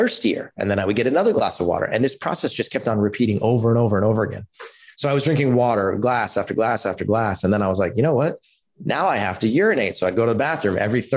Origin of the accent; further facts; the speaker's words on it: Palo Alto, California, United States; I grew up in Palo Alto in California